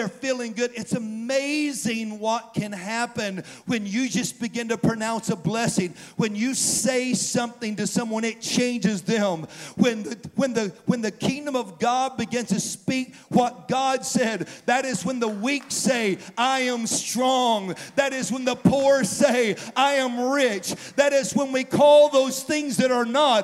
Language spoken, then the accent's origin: English; the South, United States; moved away as an adult; also born or lived in St. Louis, Missouri; I grew up in the South my whole life.